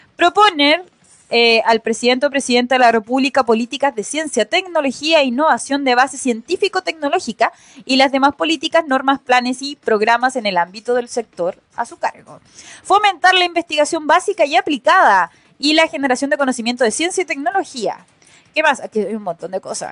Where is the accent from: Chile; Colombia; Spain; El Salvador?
Chile